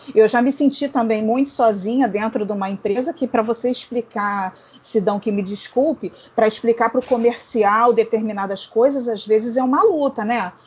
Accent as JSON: {"language": "Portuguese", "region": "Rio de Janeiro", "country": "Brazil", "said": "Eu sou do Rio"}